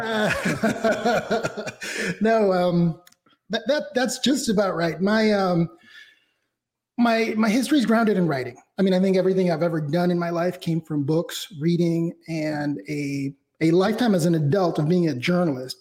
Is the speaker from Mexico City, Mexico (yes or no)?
yes; Mexico City, Mexico; I was born and raised in Mexico City, so everything about my roots, my heritage, my ethnicity, and my race uh, is comes from Mexico